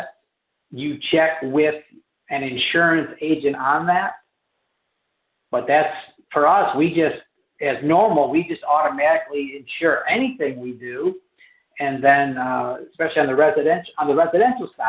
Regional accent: Rochester, New York, United States; I grew up in, I'm not New Jersey, but Western New York in the Rochester area

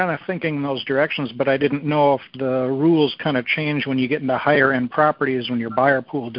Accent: Southern Wisconsin, United States; Southern Wisconsin.

